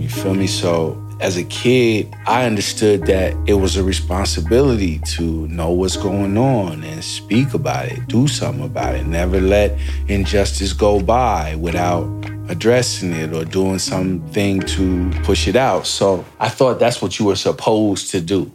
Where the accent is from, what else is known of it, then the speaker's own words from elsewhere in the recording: Seattle, Washington, United States; moved away as an adult; also born or lived in New York City; I'm coming from Seattle